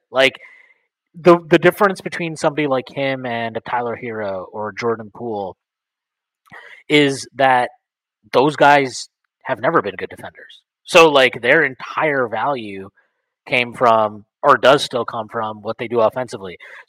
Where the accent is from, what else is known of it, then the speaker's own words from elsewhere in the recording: India; Yeah, onerous, whatever it is, who knows. I'm Indian, right?